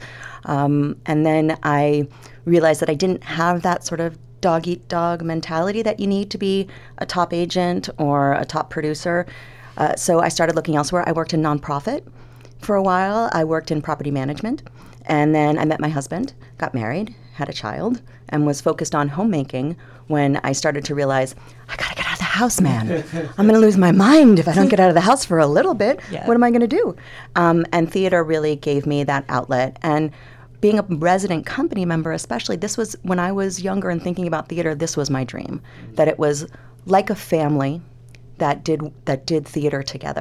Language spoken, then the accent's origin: English; Los Angeles, California, United States; I was born and raised in Los Angeles.